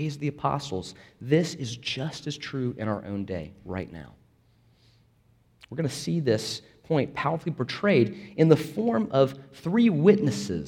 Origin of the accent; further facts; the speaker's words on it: Florida, United States; I'm from Florida